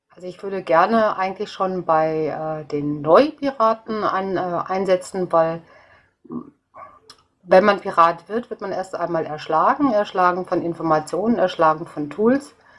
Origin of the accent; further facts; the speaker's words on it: North Rhine-Westphalia, Germany; now in Munich, Germany; zu meiner Heimat habe ich jetzt leider erst äh, jetzt über Twitter äh, Kontakt bekommen, das wäre eben Nordrhein-Westfalen